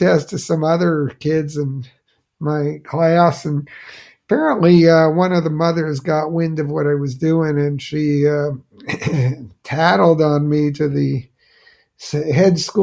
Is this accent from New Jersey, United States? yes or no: yes; New Jersey, United States; my hometown in New Jersey